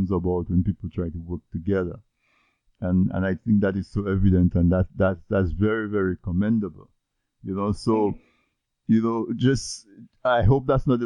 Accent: Dominica; moved away; I grew up in Dominica in the 70s, early 80s

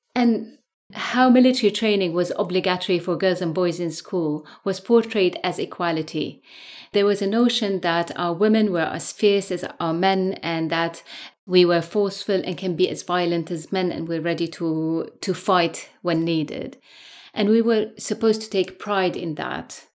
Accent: Syria; moved away as an adult; now in London, United Kingdom; I'm a lawyer from Syria, and I grew up in the eighties under authoritarianism in a highly militarized society

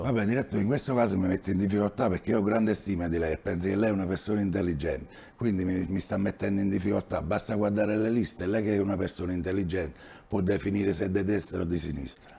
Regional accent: Villaricca, Campania, Italy; Io sono cresciuto a Villaricca

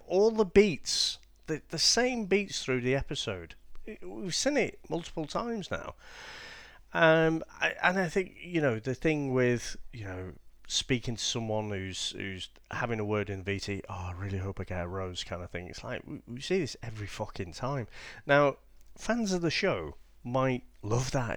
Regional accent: England, United Kingdom; us being English

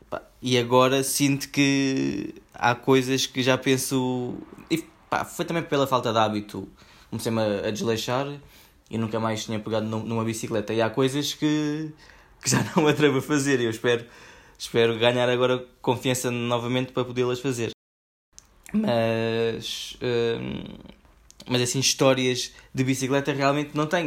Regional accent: Portugal

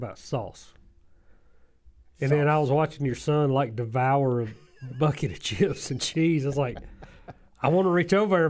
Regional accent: Southern Georgia, United States; as Southern Georgians

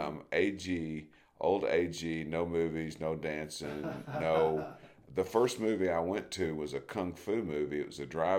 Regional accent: Camden, Arkansas, United States; also born or lived in El Dorado, Arkansas / Independence, Missouri; now in Crane, United States; I was raised in Ouachita County.

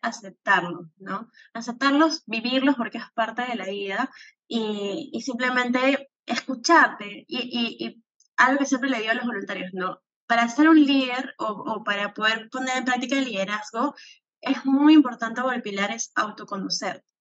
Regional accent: Peru; me considero una peruana eh, muy patriota

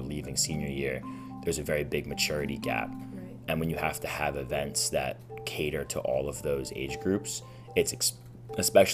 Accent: King of Prussia, Pennsylvania, United States; I'm from King of Prussia, so just outside Philadelphia

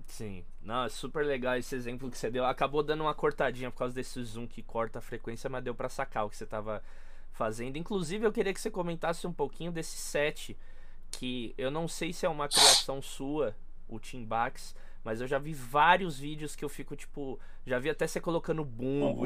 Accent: São Paulo, Brazil; eu sou de São Paulo

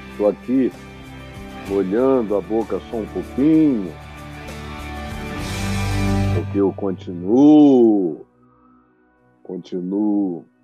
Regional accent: Manaus, Amazonas, Brazil; gente nos ouvindo da minha terra, em Manaus, no Amazonas

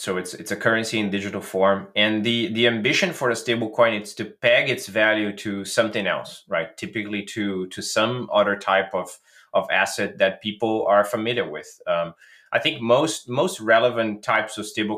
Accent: Brazil; I'm originally from Brazil

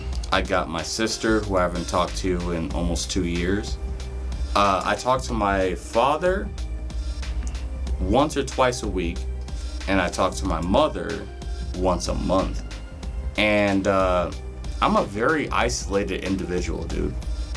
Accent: Detroit, Michigan, United States; born there; Like, so I have memories of when I was young and I was born in Detroit.

